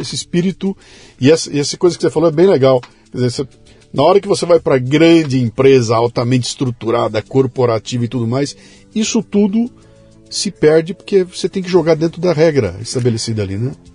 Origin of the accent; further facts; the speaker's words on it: Bauru, São Paulo, Brazil; Eu sou de Bauru, sou do interior de São Paulo